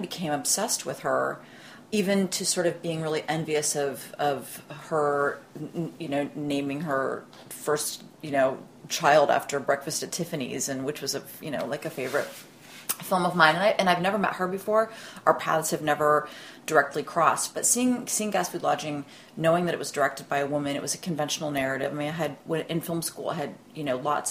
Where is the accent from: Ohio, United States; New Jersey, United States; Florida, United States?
Ohio, United States; Columbus; I was working at the kind of art house movie theater in Columbus, Ohio, which is my hometown